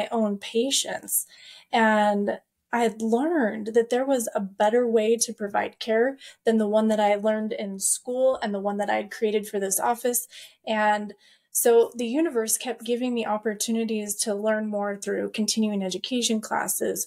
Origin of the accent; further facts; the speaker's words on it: Payette, Idaho, United States; I'm from Payette, Idaho